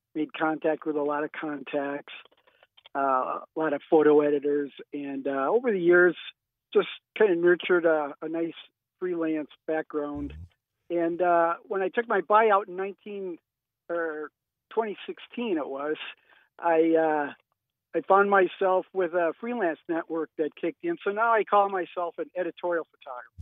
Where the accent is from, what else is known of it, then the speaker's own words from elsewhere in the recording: St. Paul, Minnesota, United States; moved away as an adult; also born or lived in Minot, North Dakota; now in Fargo, United States; I grew up in St. Paul and uh, went to journalism school at the University of Minnesota